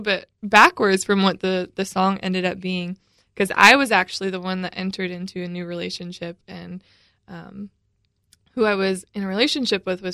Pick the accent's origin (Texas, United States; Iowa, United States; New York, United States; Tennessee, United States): Tennessee, United States; Brentwood; I grew up in the Brentwood-Nolensville area.